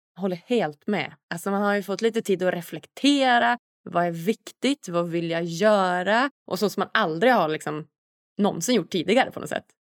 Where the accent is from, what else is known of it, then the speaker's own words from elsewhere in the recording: Norrland, Sweden; moved away; Jag är ju hemma i Norrland nu